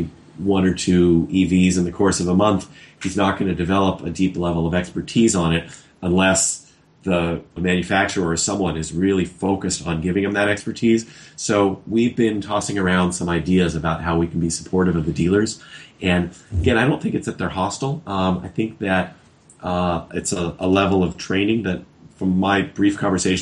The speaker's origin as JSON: {"language": "English", "town": "Los Angeles", "region": "California", "country": "United States", "tie": "born or raised there", "said": "my hometown of Los Angeles"}